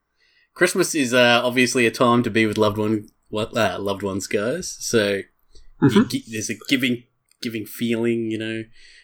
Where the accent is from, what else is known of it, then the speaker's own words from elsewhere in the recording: Australia; well, we're Australian, so we don't celebrate Thanksgiving